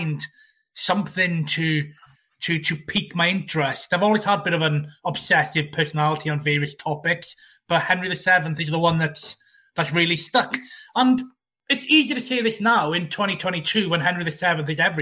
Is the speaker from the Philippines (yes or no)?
no; Wales, United Kingdom; accent: Welsh; As my accent, as you, many of you will be able to tell, I am Welsh myself.